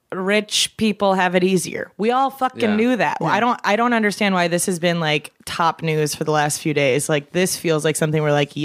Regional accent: Midwest, United States; I'm from the Midwest, so that's like the popular test there.

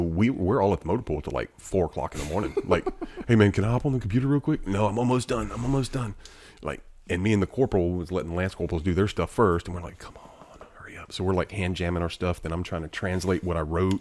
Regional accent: Alabama, United States; I'm from Alabama

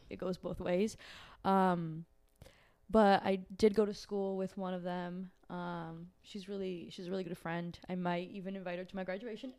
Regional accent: Brazil; moved away; I'm from Brazil.

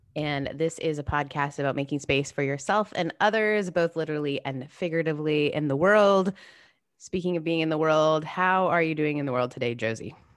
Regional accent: Canada; now in United States; I grew up in Canada

